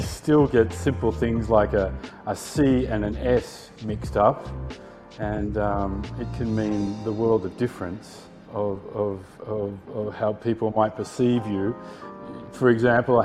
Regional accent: Sydney, New South Wales, Australia; moved away as an adult; also born or lived in Paris, France / Asia; I grew up and lived in Sydney

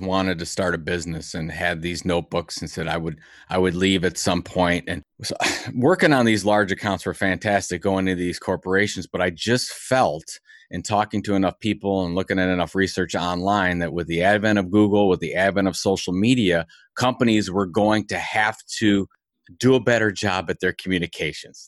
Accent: Cleveland, Ohio, United States; I'm from Cleveland

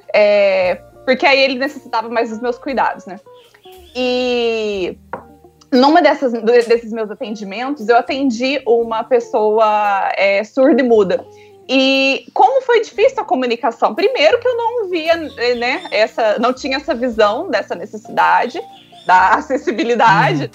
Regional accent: Santa Rita do Sapucaí, Minas Gerais, Brazil; sou aqui do sul de Minas, Santa Rita do Sapucaí

